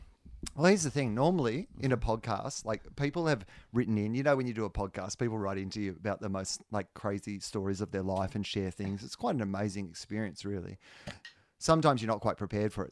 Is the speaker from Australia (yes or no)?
yes; Australia; Australian comedians can travel quite well, because we were raised both on the British and American